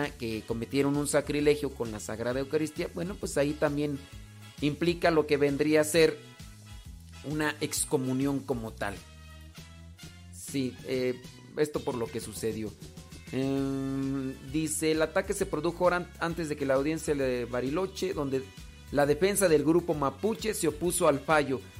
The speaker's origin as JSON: {"language": "Spanish", "town": "Guadalajara", "region": "Jalisco", "country": "Mexico", "said": "soy acá de Guadalajara."}